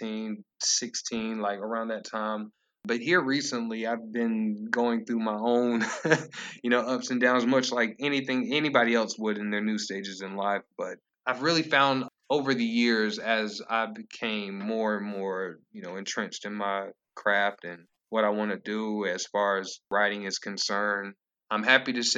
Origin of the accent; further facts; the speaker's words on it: Lenoir, North Carolina, United States; growing up in Lenore